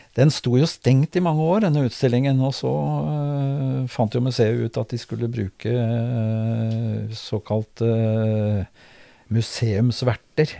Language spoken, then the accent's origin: Norwegian; Kragerø, Telemark, Norway; moved away as an adult; now in Drammen, Norway; jeg er født i Kragerø og har vokst opp i Kragerø.